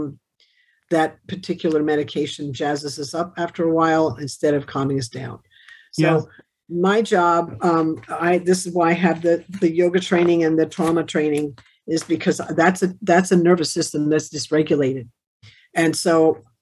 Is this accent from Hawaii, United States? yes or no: no; Wilmington, Delaware, United States; Wilmington. I was born in Wilmington.